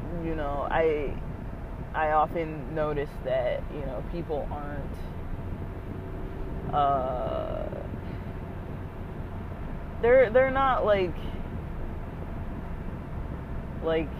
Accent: United States; I'm clearly American, too. I was raised in the U.S.

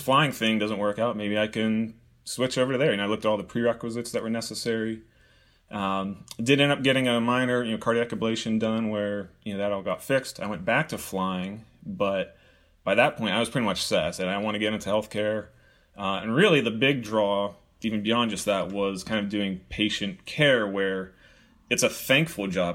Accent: Pittsburgh, Pennsylvania, United States; moved away; I grew up in Pittsburgh

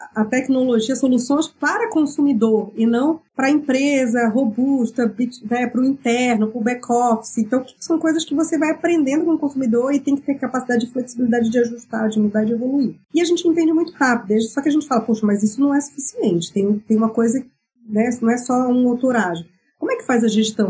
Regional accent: Belém, Pará, Brazil; eu sou paraense, eu venho da Amazônia. Sou de Belém do Pará.

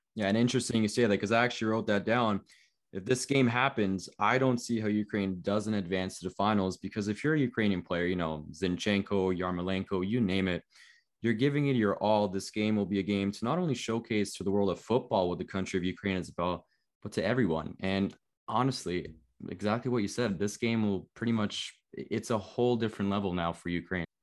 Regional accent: Toronto, Ontario, Canada; I was born in Toronto. I live in Canada.

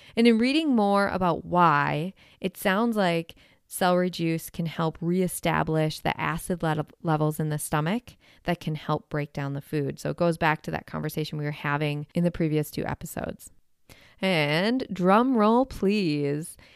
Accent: Wisconsin, United States; I am from Wisconsin

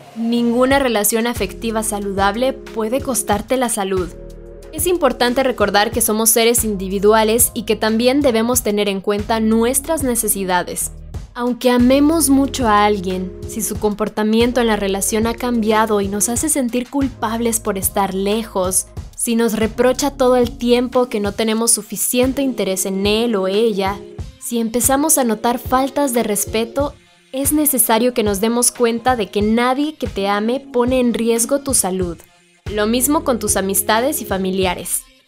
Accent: El Salvador; soy del Salvador

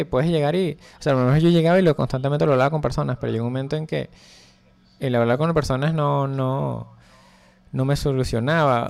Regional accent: Venezuela; Soy un ilustrador venezolano

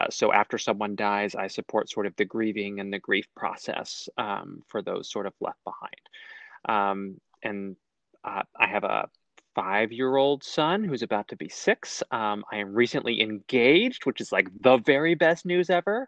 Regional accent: Texas County, Oklahoma, United States; I'm from Texas County, Oklahoma, which was literally, right on the other side of the border there

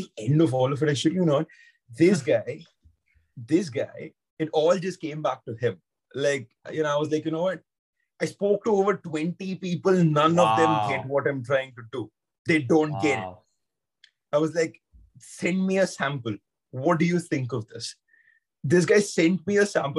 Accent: India; now in London, United Kingdom; So I'm from India, but I'm in London at the moment

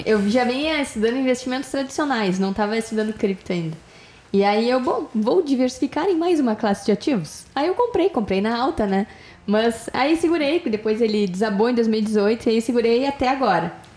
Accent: Porto Alegre, Rio Grande do Sul, Brazil; Nós somos de Porto Alegre, Rio Grande do Sul

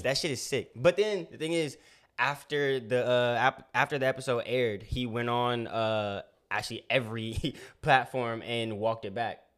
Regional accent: California, United States; I'm from Cali

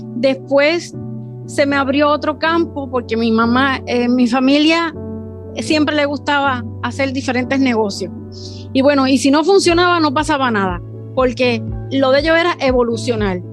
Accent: Puerto Rico; soy de Puerto Rico

